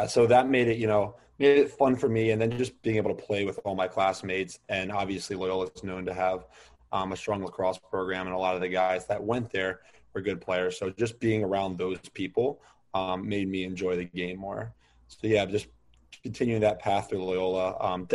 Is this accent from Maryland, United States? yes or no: yes; Towson, Maryland, United States; growing up in Towson, all my neighbors played